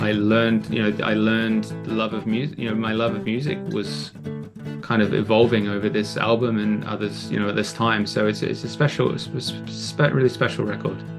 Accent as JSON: {"language": "English", "country": "Australia", "tie": "born or raised there", "moved": "yes", "lives_now": "United Kingdom", "said": "growing up in Oz"}